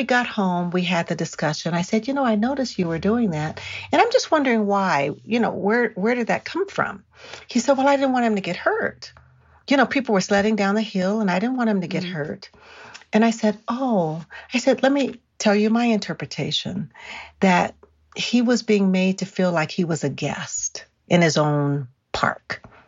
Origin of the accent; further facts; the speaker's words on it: California, United States; But here we are again in Colorado. He takes my son sledding. And I'm from California, so I'd rather not go.